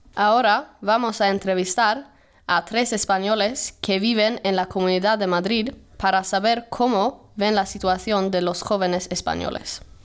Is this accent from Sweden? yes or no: yes; Sweden; Spanish is a second language; moved away as an adult; now in Spain; En casa en Suecia, Escuchaba la mayoría en inglés y en sueco